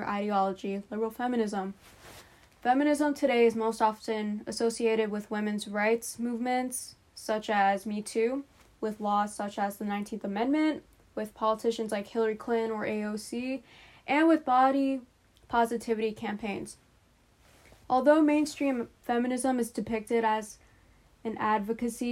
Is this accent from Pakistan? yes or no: yes; Pakistan; moved away; I'm a Pakistani immigrant who is Muslim.